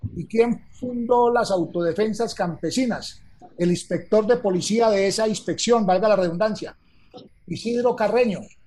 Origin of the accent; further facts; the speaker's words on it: Calarcá, Quindío, Colombia; mi pueblo, en Calarcá, Quindío, que en ese tiempo era Viejo Caldas